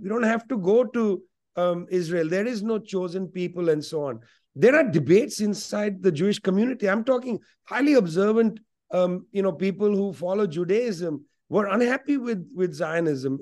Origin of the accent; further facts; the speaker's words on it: West Bengal, India; first language Punjabi; English is a second language; Must learn Bengali, because I grew up in Bengal, but also Punjabi, that was my home language